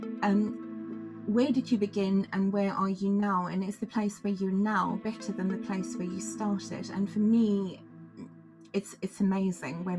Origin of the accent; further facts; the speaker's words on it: South Africa; moved away as an adult; now in Glastonbury, United Kingdom; I was born in Africa, in the southernmost point of Africa, and I live in Glastonbury in Somerset, England now. And I've been in the UK for most of my adult life